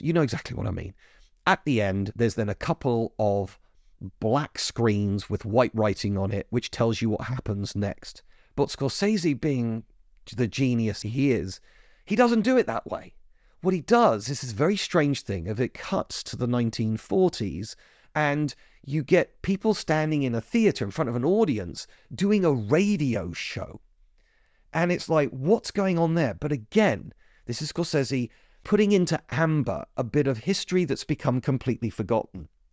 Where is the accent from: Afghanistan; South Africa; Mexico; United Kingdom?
United Kingdom; as a Brit